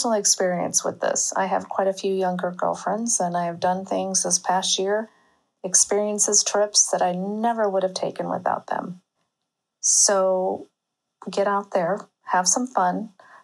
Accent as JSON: {"language": "English", "town": "St. Louis", "region": "Missouri", "country": "United States", "moved": "as an adult", "lives_now": "Italy", "said": "I'm from St. Louis and currently living in Italy with my family"}